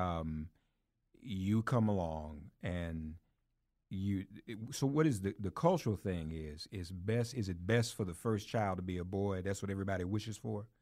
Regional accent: Nashville, Tennessee, United States; moved away as an adult; also born or lived in Washington, D.C.; now in New York, United States; I grew up in Nashville

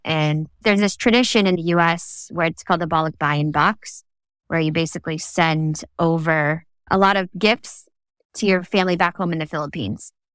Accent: New Jersey, United States; moved away; there weren't a lot of Filipinos in the community in New Jersey where I grew up

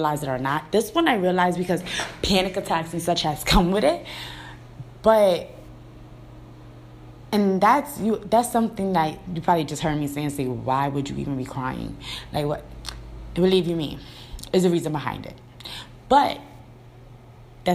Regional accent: New York City, New York, United States; moved away; I'm from the city, you know, and when I say city, I'm from Brooklyn.

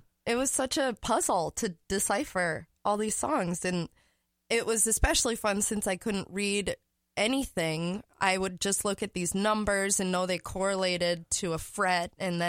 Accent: St. Paul, Minnesota, United States; born in St. Paul, mm-hmm. and I grew up until I was 3 at the lower town, the Northern Warehouse in Lower Town, St. Paul.

